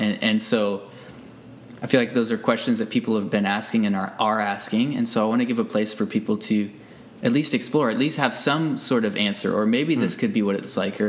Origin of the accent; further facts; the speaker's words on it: United States; moved away as an adult; now in Abbotsford, Canada; I grew up in the States.